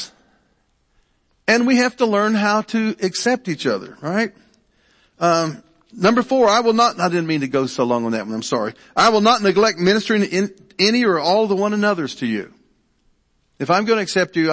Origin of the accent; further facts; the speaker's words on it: Franklin, Ohio, United States; also born or lived in Richmond, Kentucky / Irvine, Kentucky; we moved with the Appalachian migration to Ohio